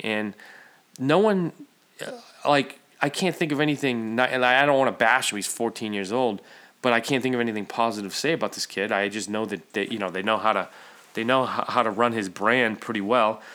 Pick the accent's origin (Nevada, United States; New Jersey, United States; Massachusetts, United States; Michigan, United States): Massachusetts, United States; Central; I'm Central Mass